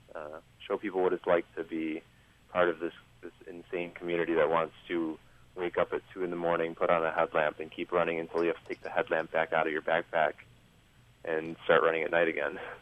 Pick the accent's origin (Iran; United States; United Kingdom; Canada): United States; now in Taiwan; I'm Polish, um, but I'm from America, and I'm here living in Taiwan